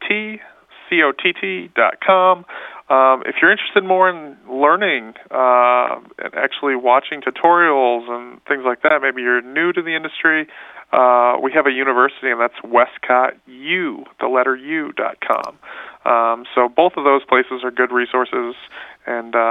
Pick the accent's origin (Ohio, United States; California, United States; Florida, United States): Ohio, United States; Columbus; moved away; I grew up in Columbus, Ohio, just up the road from here